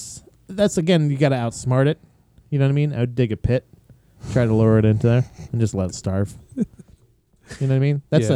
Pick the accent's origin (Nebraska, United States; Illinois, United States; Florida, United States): Florida, United States; moved away; I grew up in Florida where everything was central heat and air.